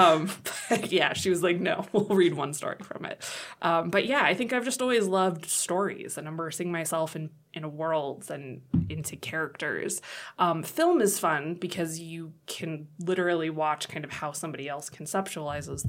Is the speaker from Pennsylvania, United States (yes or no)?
no; Monrovia, California, United States; moved away as an adult; also born or lived in New York; now in Chadron, United States; So I grew up in Southern California. The town is Monrovia, which is sandwiched in between Pasadena and Arcadia